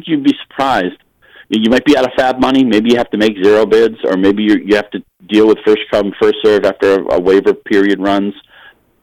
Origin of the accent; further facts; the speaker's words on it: Chelmsford, Massachusetts, United States; moved away; Chelmsford, Massachusetts is where we all grew up. No, none of us are there now